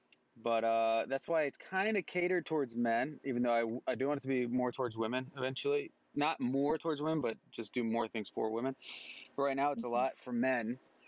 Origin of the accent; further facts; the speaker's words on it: Mexico; also born or lived in North Carolina; now in Kansas City, United States; I'm actually from North Carolina. That's where I was born. And then I grew up in Mexico.